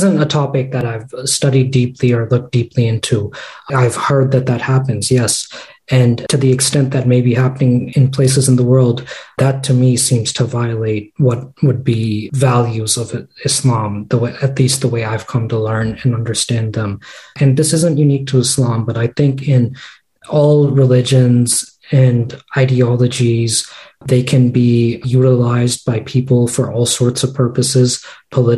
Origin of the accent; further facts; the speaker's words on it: United States; also born or lived in Boston; I grew up in the States, so we did Sunday school here